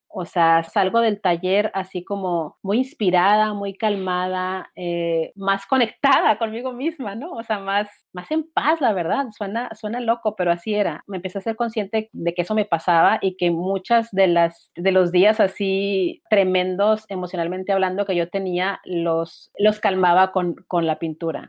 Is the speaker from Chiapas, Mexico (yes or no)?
no; Mexicali, Baja California, Mexico; yo soy de Mexicali, Baja California